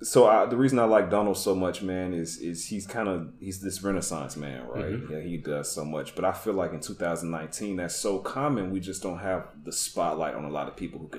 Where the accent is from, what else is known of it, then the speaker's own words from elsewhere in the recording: the South, United States; now in Chicago, United States; I come from the South, man